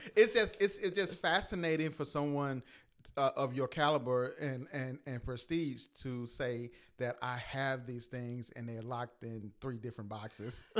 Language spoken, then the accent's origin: English; Louisiana, United States; we're from Louisiana